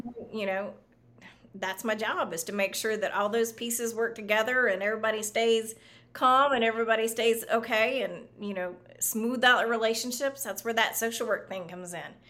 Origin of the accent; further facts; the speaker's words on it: the South, United States; also born or lived in Florida; now in Austin, United States; I grew up in the South